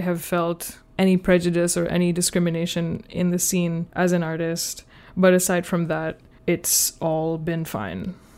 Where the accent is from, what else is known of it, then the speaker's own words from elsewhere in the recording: Pakistan; now in United States; I'm from Pakistan